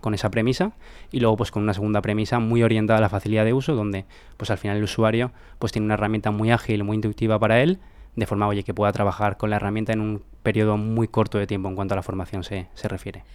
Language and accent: Spanish; Valencia, Valencian Community, Spain; somos de Valencia